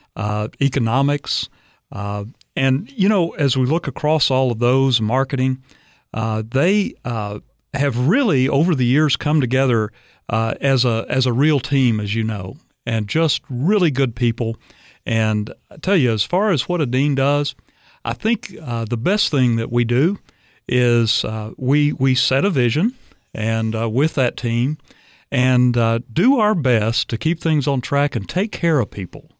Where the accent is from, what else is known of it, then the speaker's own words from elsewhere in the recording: Arkansas, United States; moved away as an adult; also born or lived in Dallas, Texas; now in Tennessee, United States; I'm from Arkansas originally.